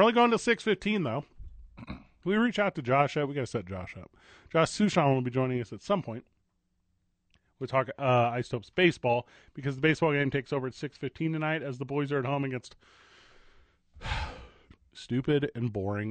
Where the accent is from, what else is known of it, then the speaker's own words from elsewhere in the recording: Albuquerque, New Mexico, United States; we're from Albuquerque.